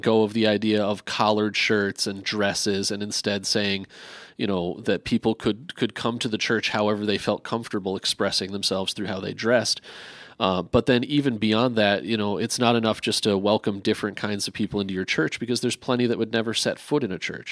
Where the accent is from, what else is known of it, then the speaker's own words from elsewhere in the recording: New Jersey, United States; moved away; also born or lived in Wisconsin (Brookfield area); I grew up in New Jersey going to a New Monmouth Baptist church in Monmouth County